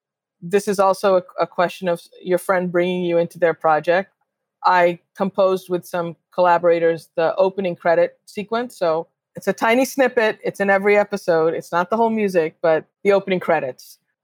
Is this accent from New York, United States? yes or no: yes; New York City, New York, United States; I grew up on WBAI in New York